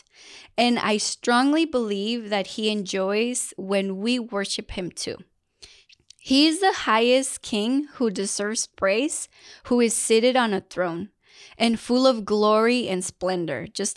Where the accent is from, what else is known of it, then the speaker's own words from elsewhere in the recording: Mexico; first language Spanish; English is a second language; moved away; I was blessed to be born in Mexico and to have Spanish as my first language.